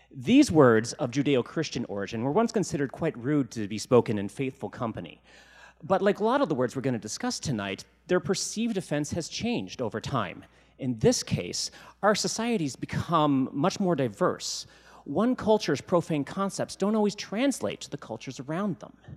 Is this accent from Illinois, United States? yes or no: no; Virginia, United States; now in Seattle, United States; When I was growing up in Virginia